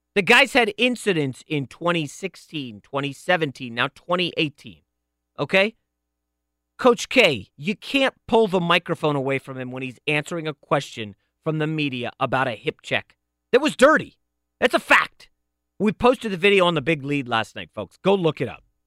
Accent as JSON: {"language": "English", "region": "New York", "country": "United States", "tie": "born or raised there", "said": "I was born in New York"}